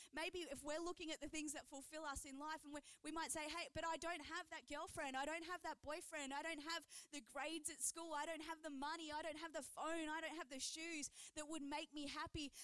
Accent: Geelong, Victoria, Australia; I grew up in Geelong, Victoria

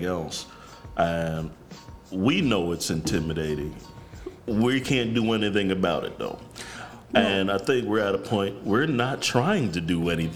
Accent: New York, United States; I'm from New York

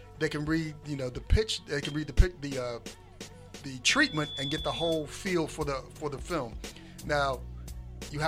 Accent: Norfolk, Virginia, United States; moved away; also born or lived in Baltimore, Maryland; I'm from Norfolk, Virginia.

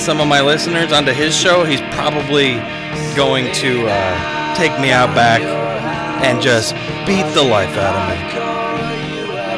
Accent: the Northwest, Pacific Northwest, United States; moved away; I'm from the Northwest.

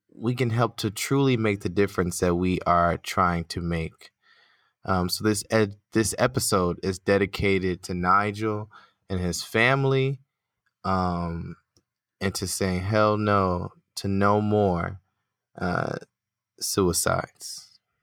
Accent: United States; accent: American; my American accent

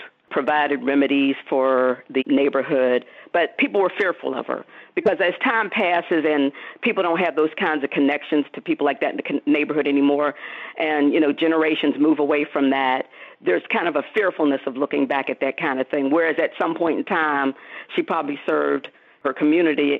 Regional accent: Pittsburgh, Pennsylvania, United States; when I was growing up in Pittsburgh

